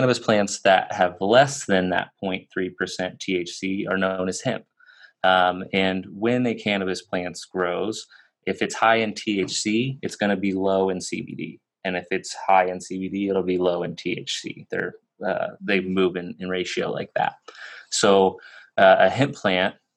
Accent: Kansas, United States; I was born and raised in Kansas, so I was kind of in the middle of the Bible Belt

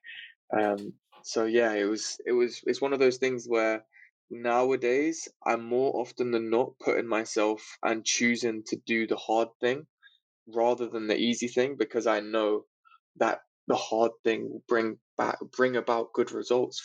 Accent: London, United Kingdom; I grew up in England, in London. So not in the central part of London, but on the outskirts.

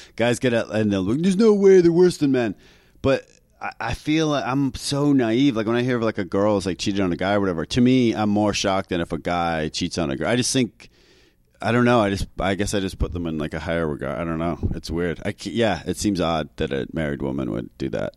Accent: Canada; accent: Canadian; moved away as an adult; now in New York City, United States; I'm Canadian

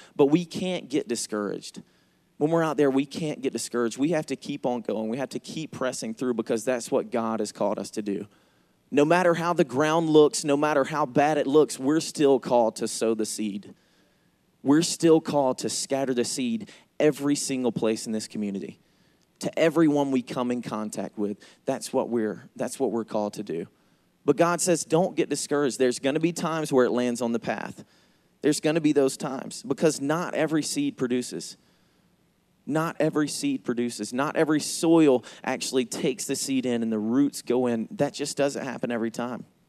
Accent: Georgia, United States; accent: Southern; I am from Georgia. That's why I talk funny

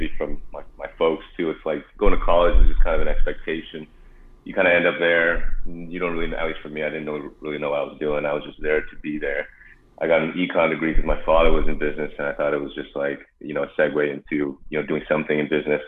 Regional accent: Arcadia, California, United States; also born or lived in Davis, California; I grew up in Southern California, in Arcadia, California

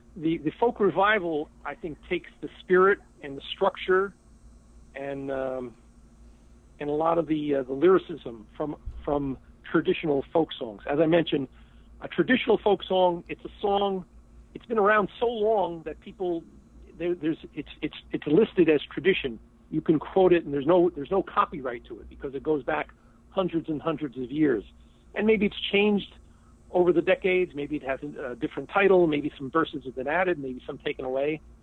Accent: Nutley, New Jersey, United States; I was the editor of the Nutley Sun, my hometown newspaper

